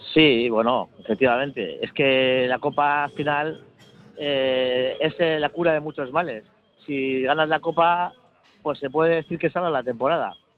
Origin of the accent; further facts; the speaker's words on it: Bilbao, Basque Country, Spain; moved away as an adult; now in Valencia, Spain; yo soy de Bilbao, pero llevo aquí viviendo 10 años